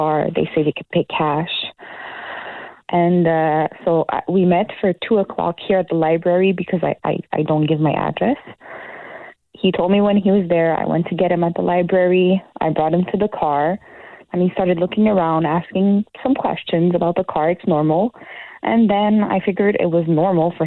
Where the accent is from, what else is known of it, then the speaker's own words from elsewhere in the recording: Laval, Quebec, Canada; I'm from Laval, Montreal.